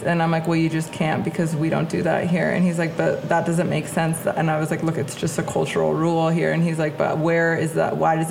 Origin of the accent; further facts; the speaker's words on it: Big Sur, California, United States; when I tell people I'm from Big Sur, I don't even have that kind of a history. Like, my mom came here in the 60s